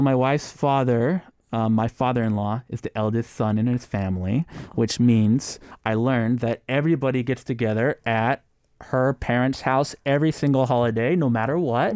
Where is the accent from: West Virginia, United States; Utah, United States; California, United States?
California, United States; San Jose; moved away as an adult; now in Korea; I'm from San Jose